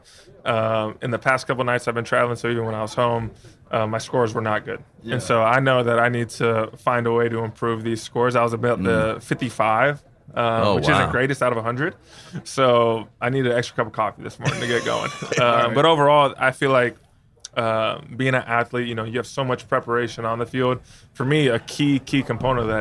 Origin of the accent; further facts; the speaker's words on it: Bay Area, California, United States; I grew up in the Bay Area